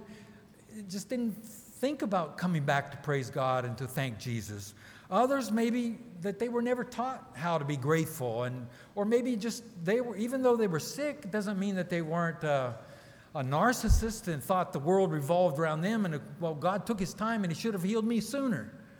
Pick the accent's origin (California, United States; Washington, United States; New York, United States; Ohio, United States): Ohio, United States; Newcomerstown; also born or lived in Brazil; And then I came from Newcomerstown, Ohio to Belo Horizonte, Brazil.